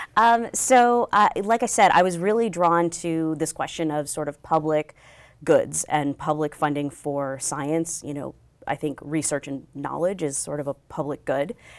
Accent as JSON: {"language": "English", "region": "New Mexico", "country": "United States", "tie": "born or raised there", "also_born_or_lived": "Bangalore, India / Chicago, Illinois / Austin, Texas / California", "moved": "as an adult", "said": "we moved to New Mexico, which is where I spent most of my childhood"}